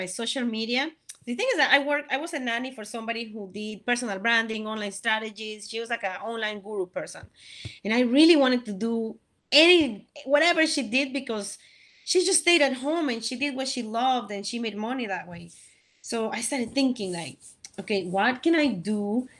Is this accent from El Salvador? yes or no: yes; El Salvador; now in United States; I'm from El Salvador